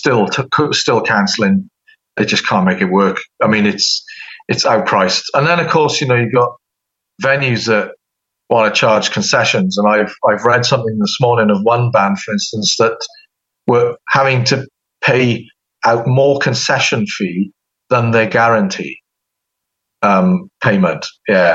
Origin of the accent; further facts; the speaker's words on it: United Kingdom; accent: British; now in United States; as soon as somebody hears my accent or whatever, they will bring the UK up